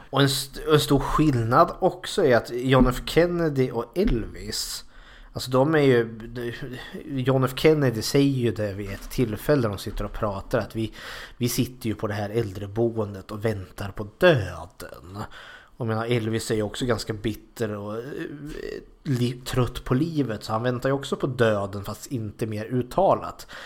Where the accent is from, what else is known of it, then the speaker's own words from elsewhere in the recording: Sweden; samma militärkultur här i Sverige